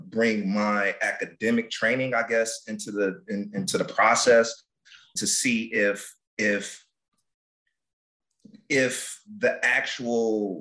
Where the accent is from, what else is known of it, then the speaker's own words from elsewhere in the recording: Detroit, Michigan, United States; Born and raised in Detroit. I grew up on the West Side